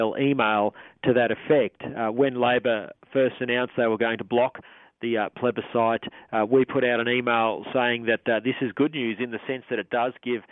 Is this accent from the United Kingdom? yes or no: no; Australia; our fellow Australians